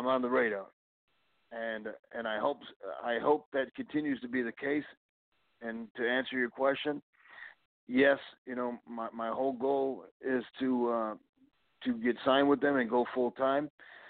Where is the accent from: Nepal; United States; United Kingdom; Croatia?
United States; Chicago, Illinois; now in Houston, United States; I am originally from Chicago, Illinois. I'm currently out in Houston, Texas, training and performing.